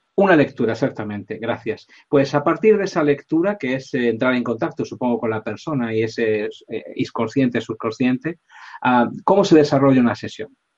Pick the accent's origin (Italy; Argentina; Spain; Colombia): Spain; aquí en España